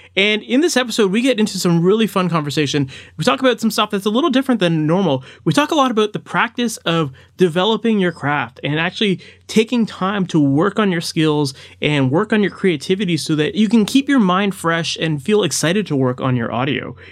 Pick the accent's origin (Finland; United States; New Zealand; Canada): Canada; Toronto, Ontario; I'm from Toronto